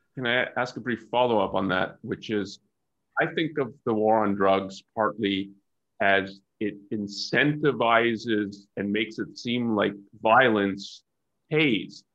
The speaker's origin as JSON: {"language": "English", "country": "Canada", "moved": "yes", "lives_now": "United States", "said": "I'm Canadian"}